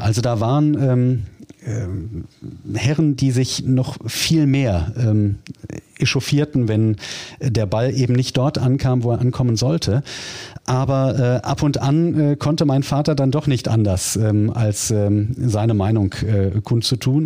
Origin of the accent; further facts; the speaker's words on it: Duisburg, North Rhine-Westphalia, Germany; Ich bin ja gebürtiger Duisburger